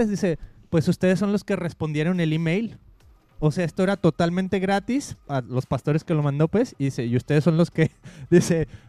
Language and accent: Spanish; Mexico; hace muchísimo uno de los pastores con los que crecí en México dice